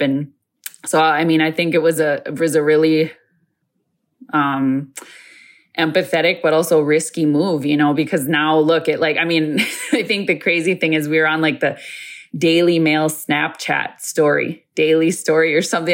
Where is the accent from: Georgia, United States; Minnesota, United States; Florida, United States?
Minnesota, United States; Isle; I am from Mille Lacs, but more specifically from the uh, Isle community in that uh, reservation